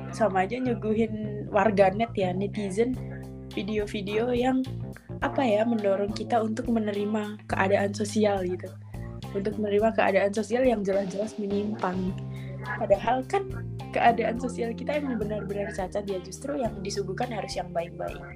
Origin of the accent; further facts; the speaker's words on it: Blora, Central Java, Indonesia; now in Konya, Turkey; selamat malam dari Turki. Mantap. … Aku domisili di Konya. Kalau di Indonesia-nya aku dari Blora, Jawa Tengah